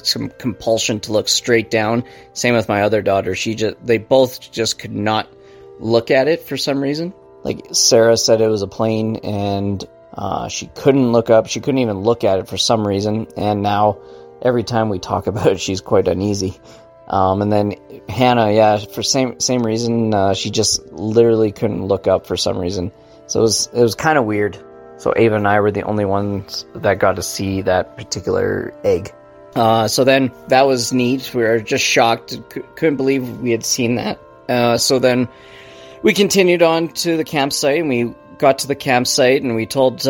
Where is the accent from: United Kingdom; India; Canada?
Canada; Calgary, Alberta; We're from Calgary, Alberta, Canada.